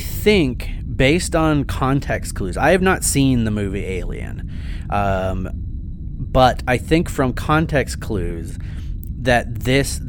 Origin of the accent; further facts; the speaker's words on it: United States; I'm American and not British